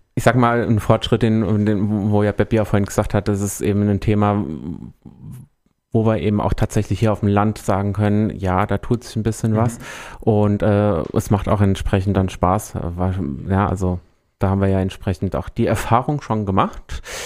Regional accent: Rindewich, Hesse, Germany; ich komme aus Rindewich. das ist so von Wächtersbach jetzt nicht so weit weg

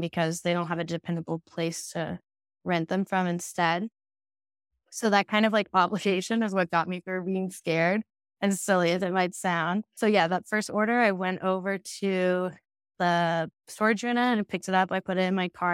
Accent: Savannah, Georgia, United States; moved away as an adult; also born or lived in Richmond; now in Austin, United States; I'm from Savannah, it's a pretty small town

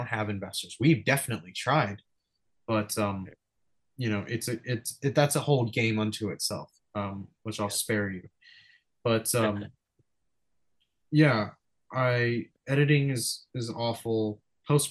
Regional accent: Los Angeles, California, United States; I'm from Venice

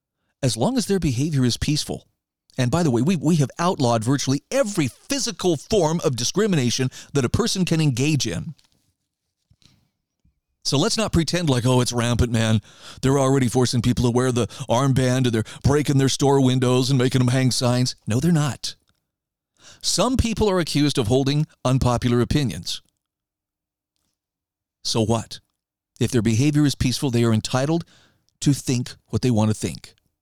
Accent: Idaho, United States; Case in point, there is a group in my home state of Idaho right now called Idaho Leaders United.

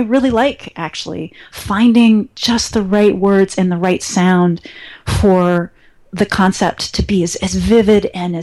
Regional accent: Cleveland, Ohio, United States; I grew up in Cleveland, Ohio, and I had my family

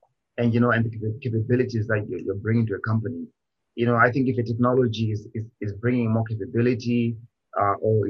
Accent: Zimbabwe; now in Canada; I was born in Zimbabwe

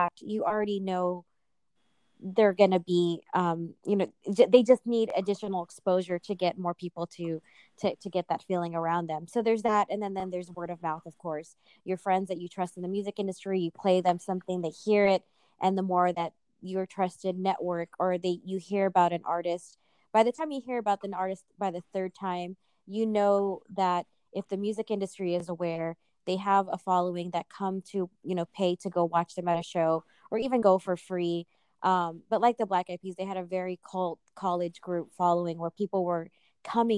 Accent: Walnut, California, United States; I'm from Walnut, California. I'm Filipino

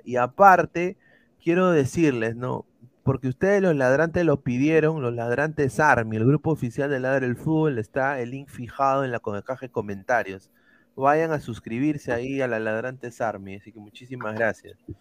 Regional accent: Peru

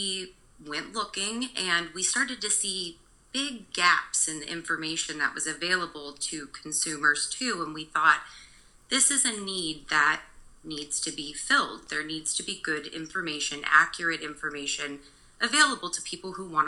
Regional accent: Kansas, United States; moved away as an adult; now in Oregon, United States; I grew up in Kansas

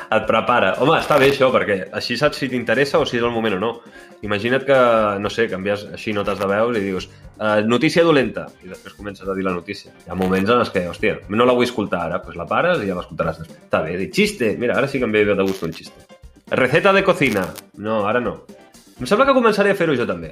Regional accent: Sant Jordi Desvalls, Catalonia, Spain; del meu poble Sant Jorge d'Esvals

